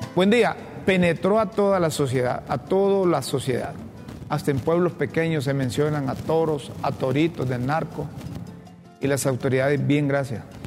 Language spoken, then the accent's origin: Spanish; Honduras; todos los hondureños